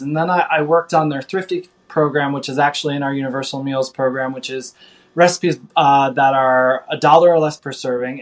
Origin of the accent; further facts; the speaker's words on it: Midwest, United States; I grew up in the Midwest